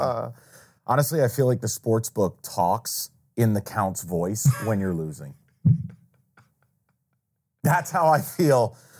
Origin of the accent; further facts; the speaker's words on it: upstate New York, United States; moved away; I grew up in New York. I grew up upstate, about two hours north of New York City